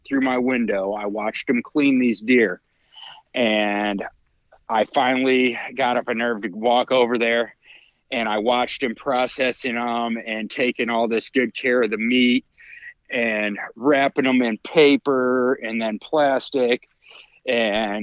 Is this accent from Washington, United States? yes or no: no; Northwest Ohio, United States; I grew up in Northwest Ohio, in a family that did very little fishing and no hunting